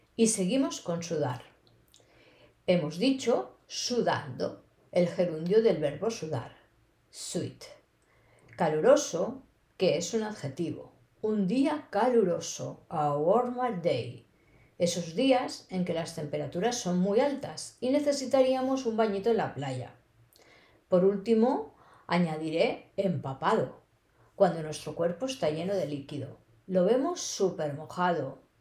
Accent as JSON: {"language": "Spanish", "country": "Spain", "accent": "castellano (typical Spanish of Spain)", "first_language": "Spanish", "lives_now": "Barcelona, Spain", "said": "mi español es el típico de español, también llamado castellano"}